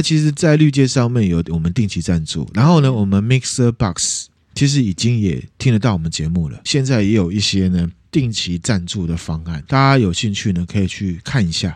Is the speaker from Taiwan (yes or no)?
yes; Taiwan; 我们身为台湾人